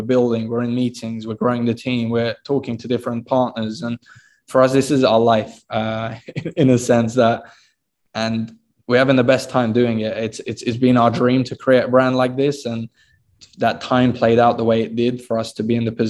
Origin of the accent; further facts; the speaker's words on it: United Kingdom; I'm actually born in the UK